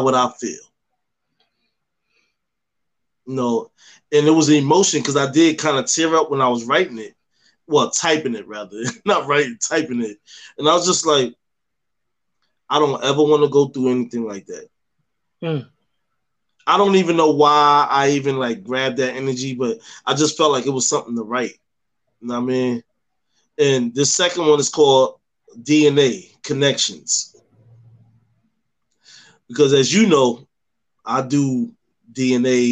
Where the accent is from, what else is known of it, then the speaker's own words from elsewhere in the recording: New York, United States; with me growing up in New York and carrying on the tradition of having, you know, raised by these Southerners